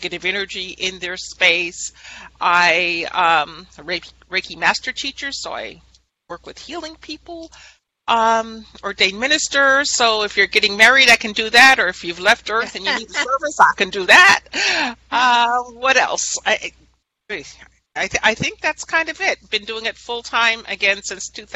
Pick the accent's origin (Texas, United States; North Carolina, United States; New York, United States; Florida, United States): New York, United States; Guilderland; I was born and raised in Guilderland, New York